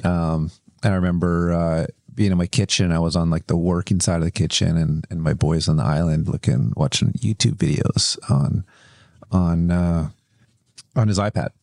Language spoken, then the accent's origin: English; Kelowna, British Columbia, Canada; I grew up in Kelowna, which is a little bit, it's a little bit country